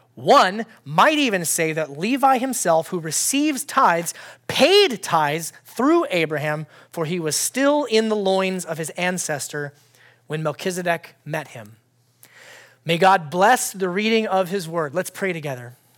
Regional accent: Alaska, United States; moved away; I grew up in Alaska.

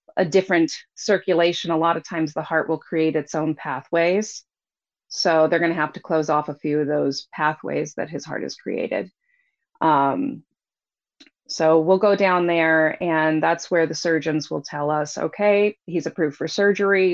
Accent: Anchorage, Alaska, United States; I was born, we were both actually born here in Anchorage. I was raised in Anchorage.

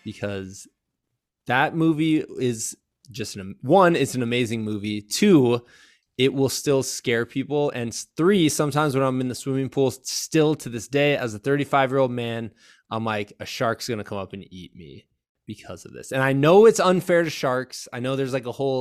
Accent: Iowa, United States; moved away; also born or lived in Virginia; we're from Iowa

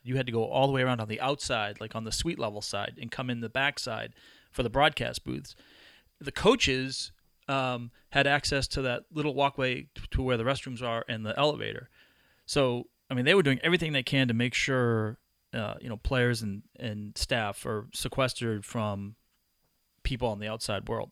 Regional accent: Massachusetts, United States; I grew up in Massachusetts

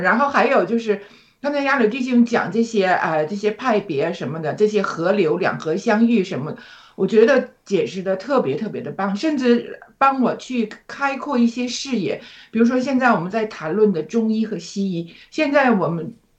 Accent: China; now in Australia; 而我们中国人呢，却一直是，呃，崇尚西方

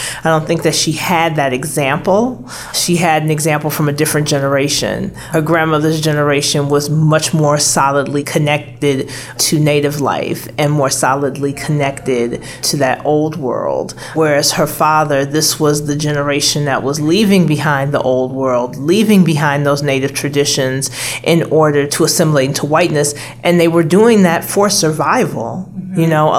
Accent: Chicago, Illinois, United States; moved away; I'm originally from Chicago, so I come from a predominantly black neighborhood, but having lived in a predominantly white state for over 2 decades

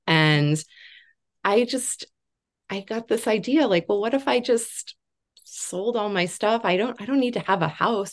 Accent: Chicago, Illinois, United States; moved away as an adult; also born or lived in Kansas City, Missouri; now in Beacon, New York, United States; I'm originally from the Chicago area and went away to college in Kansas City, Missouri.

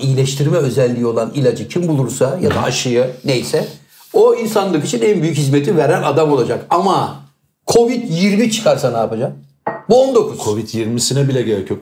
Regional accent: İzmir, Turkey; ben İzmir doğma büyüme İzmirliyim

